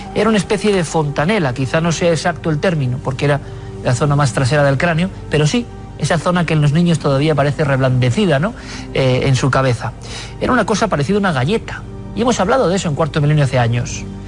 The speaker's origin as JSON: {"language": "Spanish", "country": "Spain", "said": "los españoles habíamos querido ir de listos"}